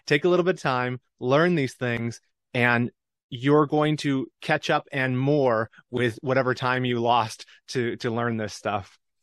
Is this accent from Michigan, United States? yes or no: yes; Michigan, United States; moved away as an adult; my home state of Michigan